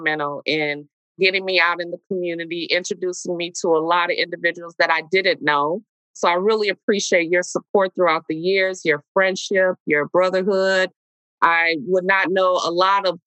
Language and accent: English; Milwaukee, Wisconsin, United States; I love this city. I grew up, I was born and raised in Milwaukee